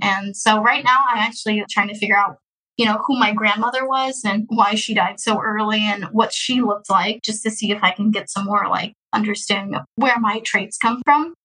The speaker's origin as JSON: {"language": "English", "town": "Houston", "region": "Texas", "country": "United States", "tie": "born or raised there", "also_born_or_lived": "Russia", "said": "I'm from Houston, Texas. Been here since I was adopted, which I was adopted in the year of 20, 2002"}